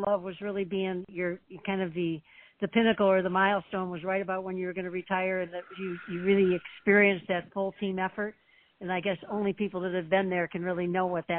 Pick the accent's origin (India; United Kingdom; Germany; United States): United States; Detroit, Michigan; moved away; Detroit, a couple different trips, my hometown